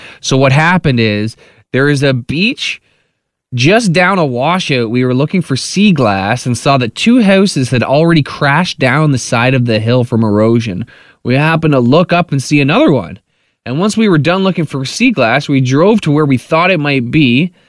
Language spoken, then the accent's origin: English; Dorchester, Ontario, Canada; I'm not even from the area, I'm from Dorchester, but as soon as I saw the OPP were looking for us, I drove it to Elmer, where my friend lives